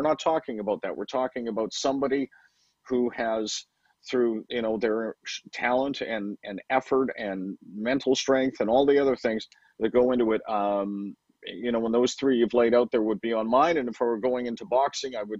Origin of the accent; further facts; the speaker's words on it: Vancouver, British Columbia, Canada; moved away as an adult; I grew up in Vancouver, and so I was out there for 31 years.